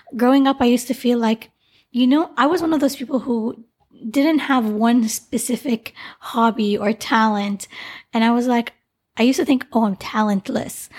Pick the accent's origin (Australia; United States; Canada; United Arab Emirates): Canada; the name I grew up with in Canada